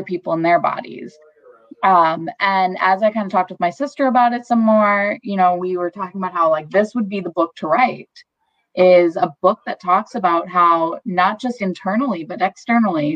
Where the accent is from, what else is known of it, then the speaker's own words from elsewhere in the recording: Wisconsin, United States; I'm from Wisconsin. I've been in Wisconsin my whole life